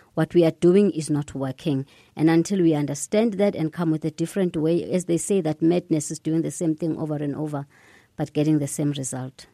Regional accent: South Africa; as a South African and as a Pan-Africanist

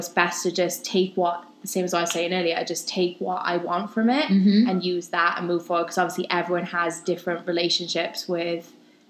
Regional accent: Wales, United Kingdom; moved away; I grew up in Wales.

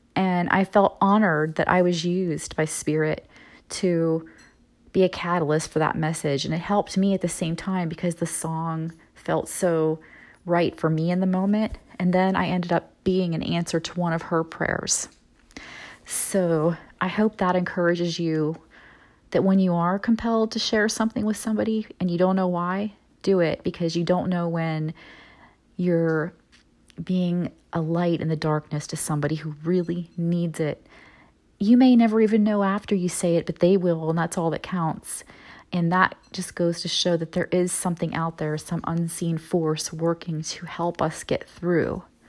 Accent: Midwest, United States; moved away; also born or lived in Florida; moving back to my hometown in the kind of Midwest area

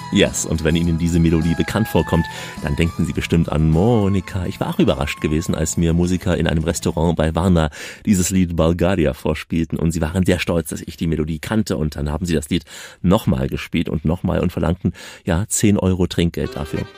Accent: Germany; Bei uns in Deutschland

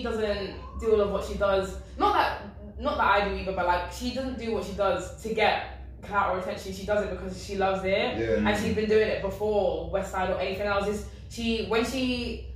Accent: London, United Kingdom; moved away as an adult; also born or lived in Ealing / Peterborough; I'm from South London. I've lived in South London, South East my whole life

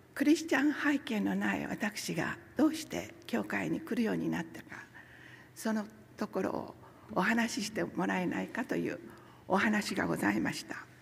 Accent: Hasami, Nagasaki, Japan; moved away as an adult; also born or lived in Tokyo; 私は九州の西端長崎の出身ですそして長崎県には佐世保市とそれから長崎市がございますけれども私の町はその中心にあります波佐見町という小さな町ですそこが私の出身地です

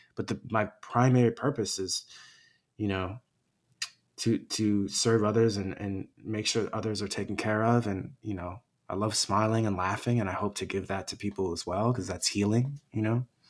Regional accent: United States; fellow Chinese American

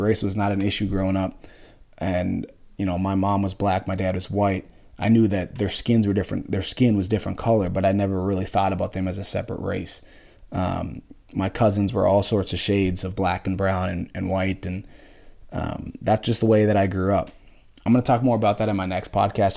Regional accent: just outside Minneapolis, Minnesota, United States; I grew up just outside Minneapolis

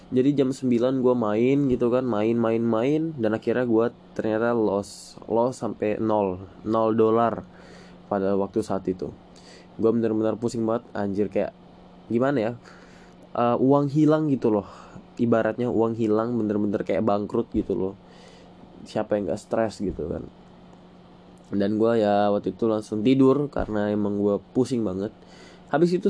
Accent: Balikpapan, East Kalimantan, Indonesia; born there; now in Penajam Paser Utara, Indonesia; Gue lahir di Balikpapan 15 Juli 2004. Ya, gue masih 16 tahun. Tahun ini 17 tahun gue uh, masih di kelas 2 SMA di salah satu uh, eh, SMA di Penajam Pasir Utara ya Penajam Pasir Utara gue tinggal di Penajam Pasir Utara Kalimantan Timur

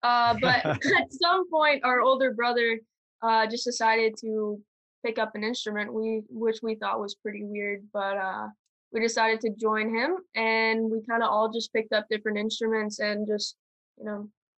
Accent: Marlborough, Massachusetts, United States; Yes, and we are from Massachusetts, Marlborough.

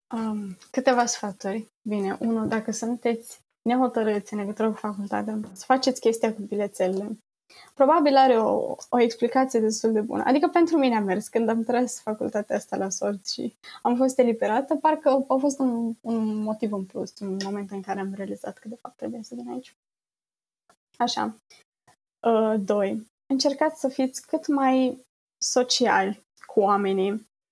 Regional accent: Romania; moved away as an adult; now in Netherlands; din România

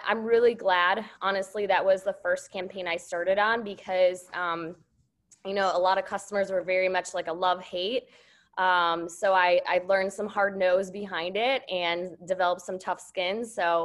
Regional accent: Wisconsin, United States; I grew up in Wisconsin. So I grew up on a dairy farm

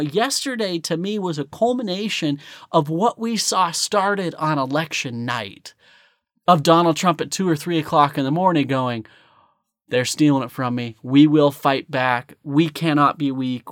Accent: United States; As a American

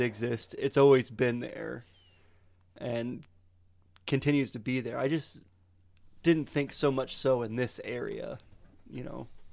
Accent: Montrose, Michigan, United States; I grew up in Montrose, which is farming town in the middle of nowhere

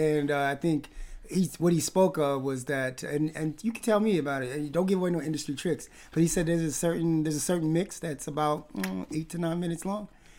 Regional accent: Palm Springs, California, United States; born or raised there; also born or lived in Wisconsin / Los Angeles; now in Vancouver, Canada

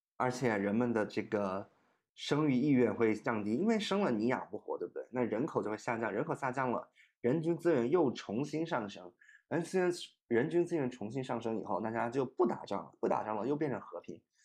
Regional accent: Shenzhen, Guangdong, China; also born or lived in Wuhan; 我是深圳的，我在深圳长大 而且我是深圳的第一代移民，我是从武汉搬到深圳去的

